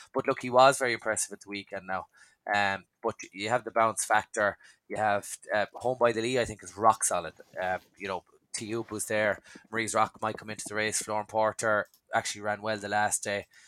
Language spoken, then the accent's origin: English; Dungarvan, Munster, Ireland; I'm from Sunny Dungarvan, so this is where John Kiley trains